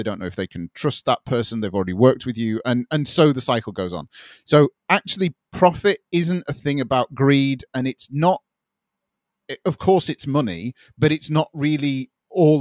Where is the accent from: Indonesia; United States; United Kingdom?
United Kingdom; I'm British.